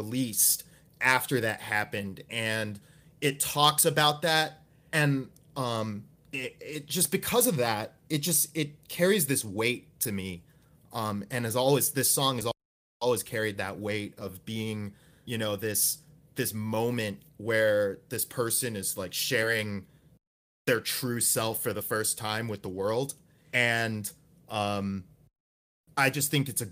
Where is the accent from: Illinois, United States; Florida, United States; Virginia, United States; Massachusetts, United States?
Florida, United States; Gainesville; my hometown, Gainesville, Florida